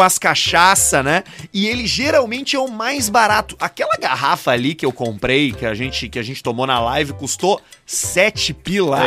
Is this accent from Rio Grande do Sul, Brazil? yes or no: yes; Porto Alegre, Rio Grande do Sul, Brazil; eu sou da Zona Norte